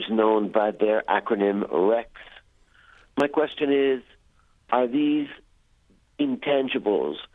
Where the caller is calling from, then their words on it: Clarksville, Maryland, United States; I'm calling from Clarksville, Maryland